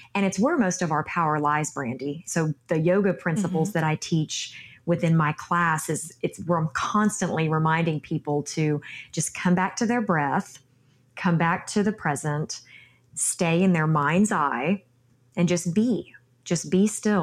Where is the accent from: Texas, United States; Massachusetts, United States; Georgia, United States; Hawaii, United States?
Texas, United States; my home state of Texas